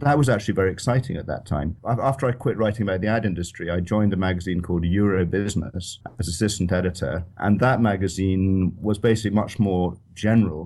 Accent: Edinburgh, Scotland, United Kingdom; also born or lived in London / Paris; I was born in Edinburgh. I went to school at Edinburgh University in Saint Andrews

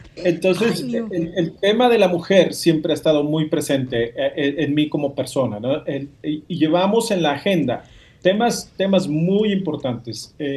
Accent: Mexico; yo soy mexicano

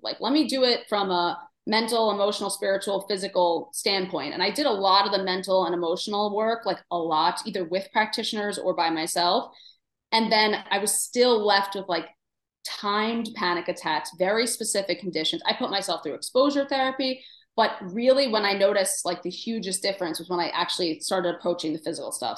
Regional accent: New York City, New York, United States; I grew up in Queens

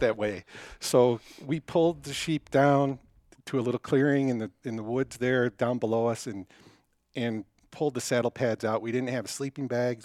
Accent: Detroit, Michigan, United States; now in Denver, United States; I grew up in Detroit.

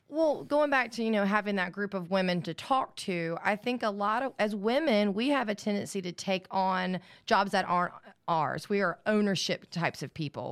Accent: Alabama, United States; I grew up in Alabama

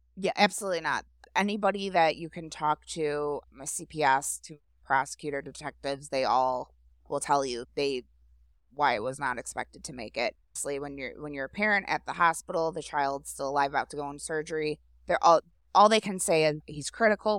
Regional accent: Grosse Pointe Woods, Michigan, United States; also born or lived in St. Clair Shores, Michigan; I grew up in Grosse Pointe Woods, which is basically next door to here.

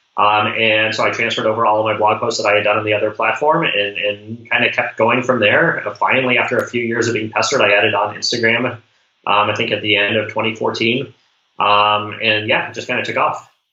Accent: Colorado Springs, Colorado, United States; Growing up in Colorado Springs

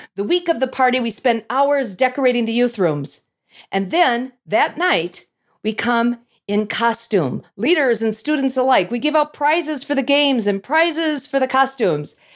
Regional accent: North Saint Paul, Minnesota, United States; I grew up in North Saint Paul, Minnesota, which is a suburb, as you could probably guess, of the capital city, Saint Paul.

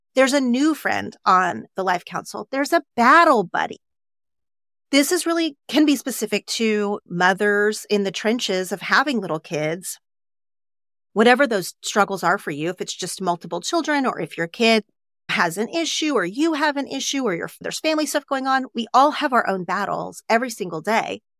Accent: Oklahoma, United States; now in Los Angeles, United States; growing up in Oklahoma

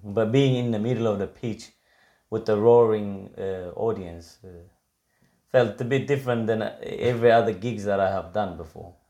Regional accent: Victoria, Australia; I grew up watching it in Victoria.

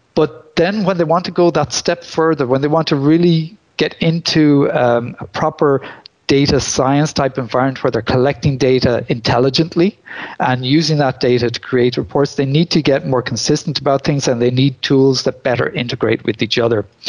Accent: Ireland; moved away as an adult; also born or lived in Limerick, Ireland; now in Belgium; I come from Ireland originally. I'm now living in Belgium

